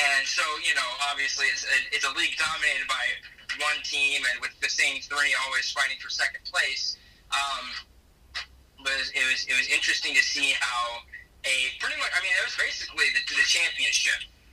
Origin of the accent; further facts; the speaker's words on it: United States; as an American citizen